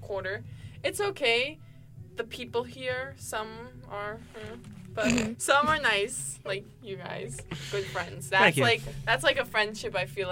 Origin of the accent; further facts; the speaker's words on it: Montenegro; moved away; From Montenegro